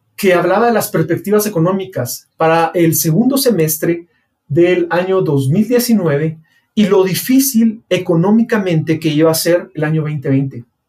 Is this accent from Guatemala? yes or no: yes; Guatemala; mi país, Guatemala